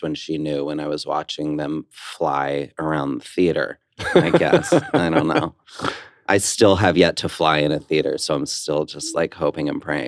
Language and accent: English; West Orange, New Jersey, United States; I grew up in West Orange, New Jersey. A little closeted gay Jewish boy